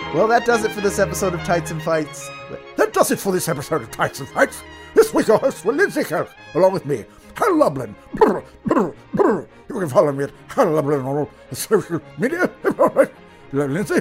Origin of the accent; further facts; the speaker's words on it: Philadelphia, Pennsylvania, United States; That's my hometown.